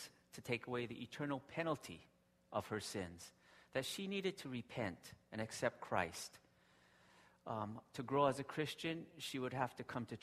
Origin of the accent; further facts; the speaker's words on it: Hawaii, United States; now in Japan; I grew up in Hawaii, and my wife and kids love Hawaii.